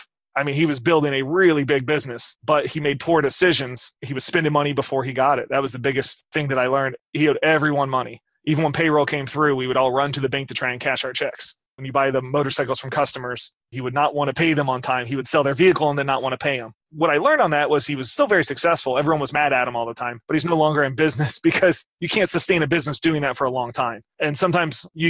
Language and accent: English; Midwest, United States; I grew up in the Midwest